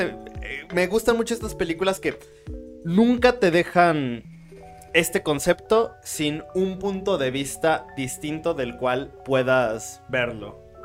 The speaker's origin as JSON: {"language": "Spanish", "country": "Mexico"}